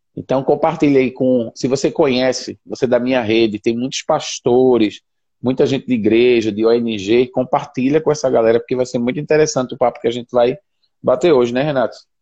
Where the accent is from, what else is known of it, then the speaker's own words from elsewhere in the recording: Recife, Pernambuco, Brazil; moved away as an adult; now in Senegal; sou de Recife